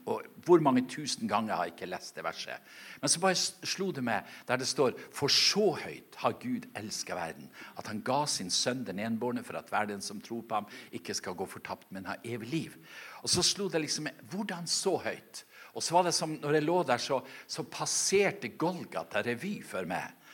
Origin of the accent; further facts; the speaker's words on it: Norway; moved away; ute på øya der jeg kommer ifra